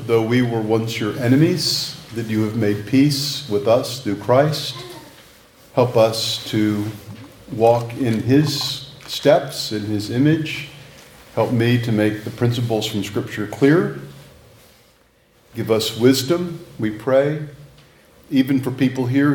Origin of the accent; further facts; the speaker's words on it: Texas, United States; moved away as an adult; now in North Carolina, United States; I'm a Texan living in exile, and so I flash Whataburger stuff to indicate my loyalty more to my home state